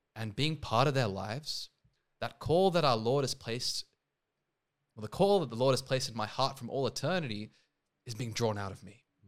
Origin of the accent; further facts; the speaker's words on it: Sydney, New South Wales, Australia; also born or lived in India; I'm also Indian, I'm born there, but obviously I've grown up here